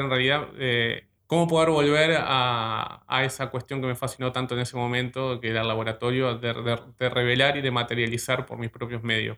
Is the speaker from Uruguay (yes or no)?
yes; Ciudad de la Costa, Canelones, Uruguay; yo soy de, la ciudad de la costa, la actual ciudad de la costa, La Lagomar en realidad, en realidad siento como que, en realidad soy del balneario de Lagomar